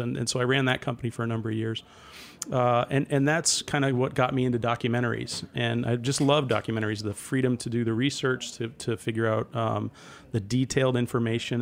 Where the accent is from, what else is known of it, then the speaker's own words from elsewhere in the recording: Mystic, Connecticut, United States; I grew up in Mystic, Connecticut